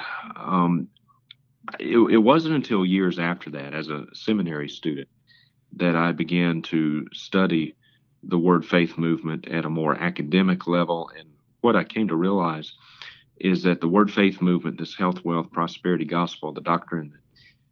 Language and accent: English; Vicksburg, Mississippi, United States; I was born and reared in Vicksburg, Mississippi, and grew up going to First Baptist Church in Vicksburg